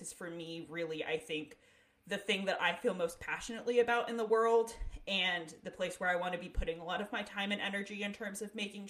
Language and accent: English; Northeast, United States; now in Pacific Northwest, United States; it's much different out here than it is where I grew up in the Northeast